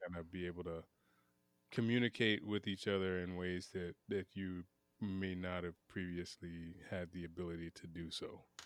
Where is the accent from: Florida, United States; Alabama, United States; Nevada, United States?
Florida, United States; Pensacola; I'm from Pensacola, Florida, which is an old, old town